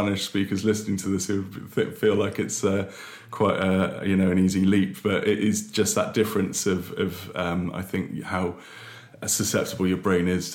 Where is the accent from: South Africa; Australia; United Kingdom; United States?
United Kingdom; South Devon coast, South West England; moved away as an adult; also born or lived in Basingstoke / France / Exeter / Paris; now in Bristol, United Kingdom; I actually grew up on the South Devon coast. So I was born in Basingstoke, but my family moved to Seitan in Devon when I was about 4 years old.